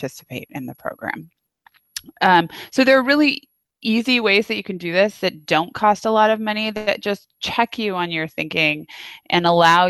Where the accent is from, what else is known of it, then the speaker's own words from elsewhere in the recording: Napa, California, United States; I grew up in Napa where it's not. Wasn't a fancy town when I grew up there